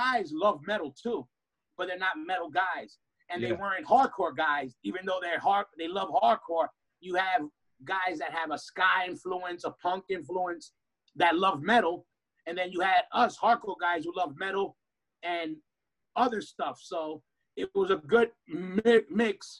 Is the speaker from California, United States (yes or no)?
no; New York, United States; born or raised there